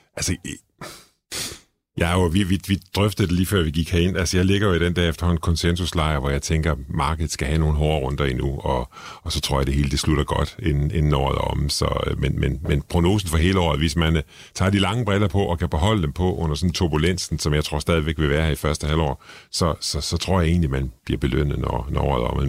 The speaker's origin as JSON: {"language": "Danish", "town": "Struer", "region": "Central Denmark Region", "country": "Denmark", "said": "jeg kommer fra Struer"}